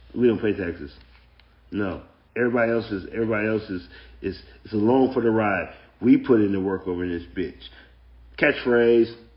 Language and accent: English; United States; I'm black. I'm black American